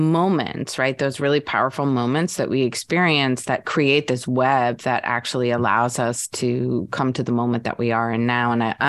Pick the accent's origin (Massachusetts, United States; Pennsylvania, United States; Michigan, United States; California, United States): Michigan, United States; Albion; born there; I was born in Albion, Michigan. And so when I came into the world, my father worked for Corning, which was, he was an engineer, and he was transferred a lot.